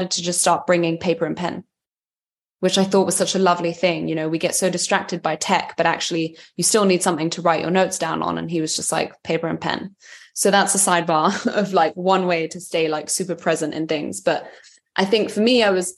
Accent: London, United Kingdom; I am Serbian by heritage, but I was raised in London

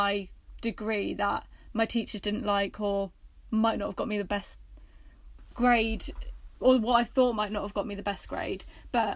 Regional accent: Worthing, South East England, United Kingdom; moved away as an adult; also born or lived in Bristol; I'm from Worthing originally

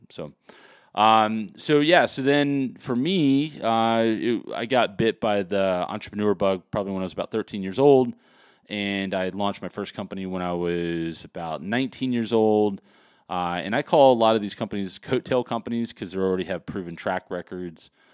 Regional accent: Los Angeles, California, United States; I was really born and raised in Los Angeles, California, well, actually Hollywood, California

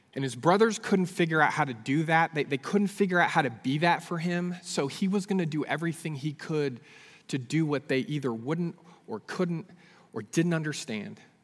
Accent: Northern California, United States; moved away as an adult; also born or lived in Abilene, Texas; I grew up in Northern California.

